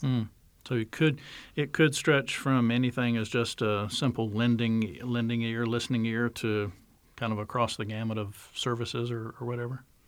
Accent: North Carolina, United States; North Carolina, my home state

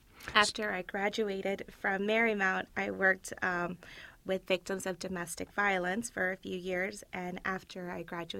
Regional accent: Peru; now in United States; So a little bit about me. I was born in Peru. My father was in law enforcement, and my mother was a paralegal.

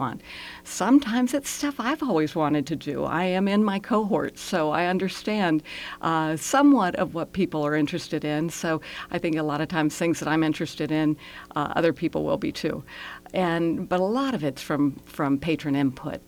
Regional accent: Reston, Virginia, United States; I grew up in Reston, and my husband and I live just on the outskirts of Reston

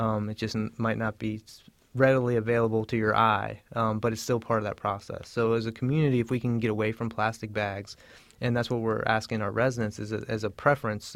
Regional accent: Southern Virginia, United States; I'm actually from Southern Virginia

